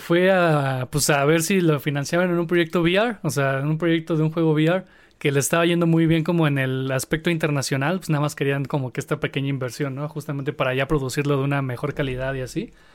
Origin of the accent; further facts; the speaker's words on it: Mexico; somos los mexicanos